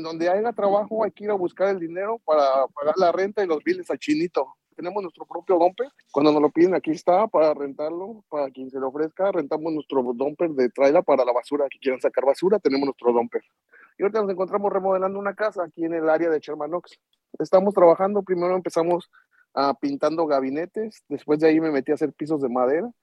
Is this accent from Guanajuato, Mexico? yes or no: yes; Celaya, Guanajuato, Mexico; now in Los Angeles, United States; Estamos de acá, originarios del estado de Guanajuato, de Celaya